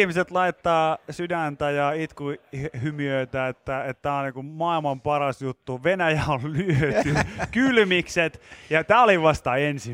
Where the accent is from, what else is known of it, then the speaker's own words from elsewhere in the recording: Pori, Satakunta, Finland; mä oon Porista